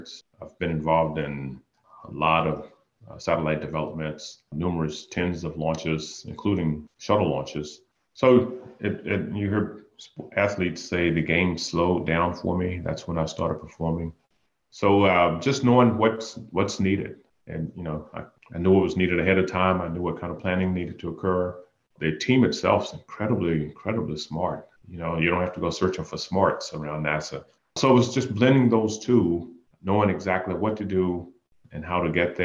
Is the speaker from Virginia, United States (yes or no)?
yes; Danville, Virginia, United States; moved away as an adult; I grew up in actually just right outside of Danville, Pennsylvania County